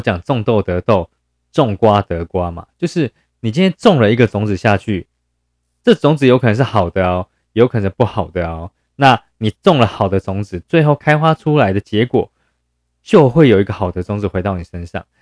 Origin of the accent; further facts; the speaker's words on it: Yilan County, Taiwan; 因为我是宜兰人嘛